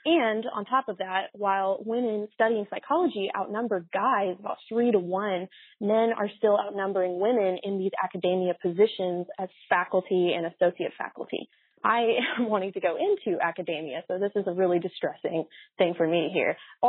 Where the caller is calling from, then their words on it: Waco, Texas, United States; I'm calling from Waco, Texas. I'm a senior at a small Baptist university here in the South